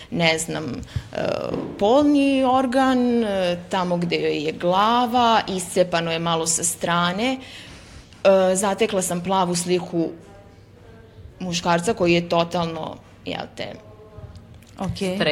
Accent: Pristina, Kosovo; iz patrijarhalnog podneblja kao rođena sam u Prištini

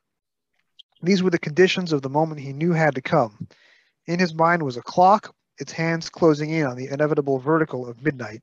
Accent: New York City, New York, United States; accent: Brooklyn; I just speak in pure Brooklyn

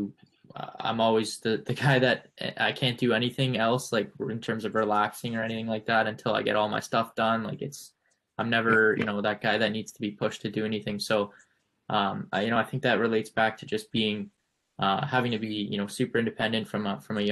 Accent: Canada; moved away; also born or lived in United States; As a Canadian

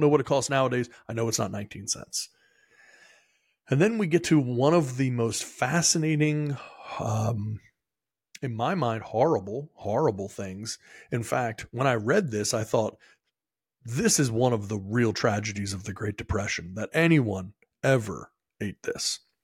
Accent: Maryland, United States; moved away; I am from Maryland originally

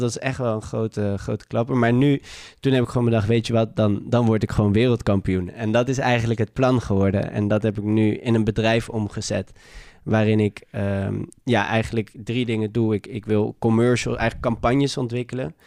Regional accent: Amsterdam, North Holland, Netherlands; geboren en getogen in Amsterdam

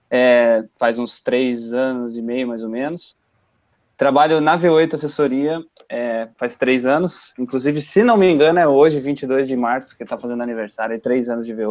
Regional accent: São Paulo, Brazil; born there; now in Curitiba, Brazil; Eu sou paulistano de nascença, nasci em São Paulo capital, estou em Curitiba já faz 25 anos.

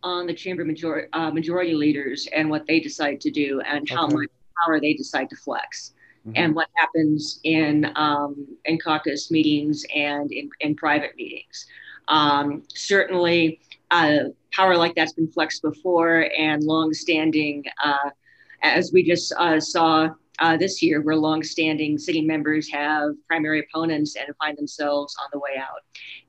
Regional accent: Silver City, New Mexico, United States; I'm always interested in House Districts 38 and 39, because that's my hometown, Silver City, and Grant County is red.

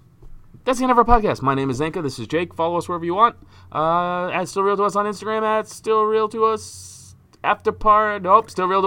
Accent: New England, United States; I'm a Patriots fan because I'm from New England.

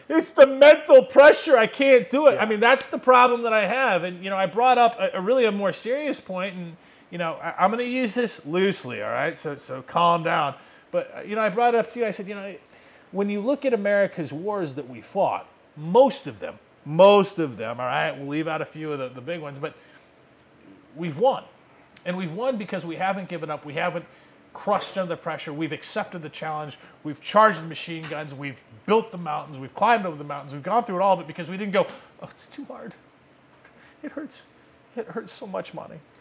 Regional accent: United States; as an American

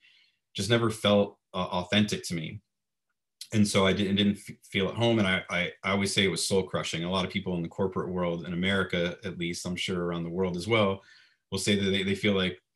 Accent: Florida, United States; moved away as an adult; also born or lived in Fort Lauderdale, Florida / Orlando, Florida; now in Los Angeles, United States; I'm originally from Florida, lived in South Florida, Fort Lauderdale, and lived in Orlando for 22 years

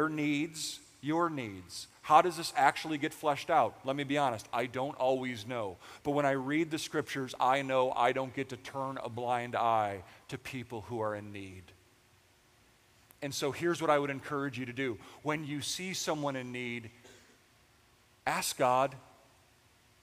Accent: United States; we are American

